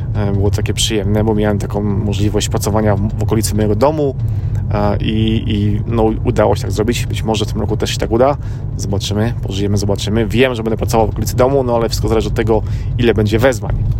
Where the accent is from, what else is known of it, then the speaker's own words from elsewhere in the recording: Poland; now in United States; ja jestem z Polski, żona jest z Filipin, a mieszkamy w Ameryce